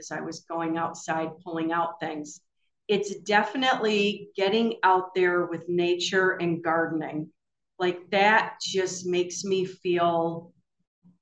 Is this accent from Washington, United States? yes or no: no; Michigan, United States; I'm from Michigan